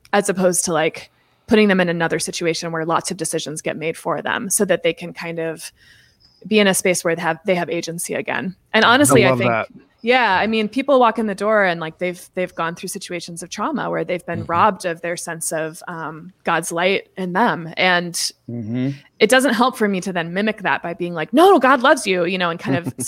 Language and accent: English; Seattle, Washington, United States; the Episcopal Cathedral where I was raised in Seattle